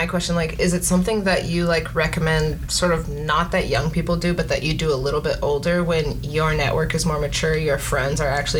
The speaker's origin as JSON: {"language": "English", "town": "Houston", "region": "Texas", "country": "United States", "tie": "born or raised there", "said": "I just, right, as a kid, I grew up in Houston."}